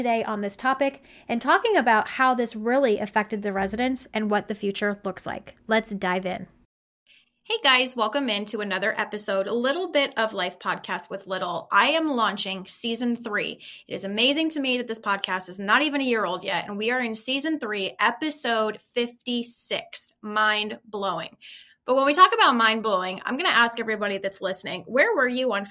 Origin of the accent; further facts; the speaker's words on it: Ohio, United States; I was born and raised in Ohio